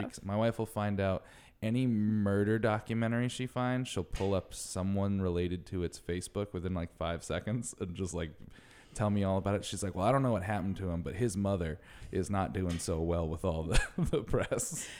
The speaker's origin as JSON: {"language": "English", "region": "New England", "country": "United States", "tie": "born or raised there", "said": "I grew up in New England"}